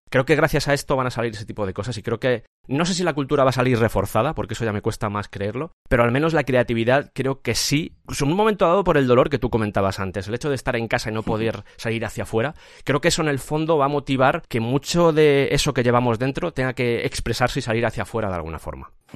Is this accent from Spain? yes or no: yes; Madrid, Community of Madrid, Spain; also born or lived in Cuenca; vengo de Cuenca, toda mi familia viene de allí, estoy criado en Madrid, pero, toda mi familia es de Cuenca